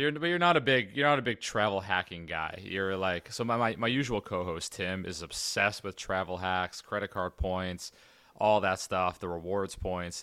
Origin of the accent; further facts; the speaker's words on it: United States; I'm American